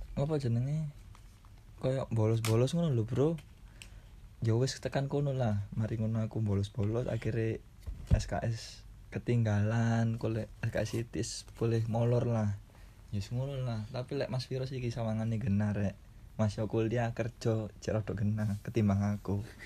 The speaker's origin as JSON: {"language": "Indonesian", "town": "Surabaya", "region": "East Java", "country": "Indonesia", "tie": "born or raised there", "said": "aku asli Surabaya"}